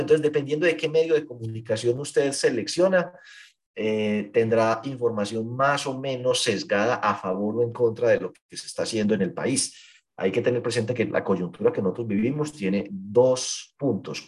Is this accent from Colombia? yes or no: yes; Paisa region, Antioquia, Colombia; aquí somos paisas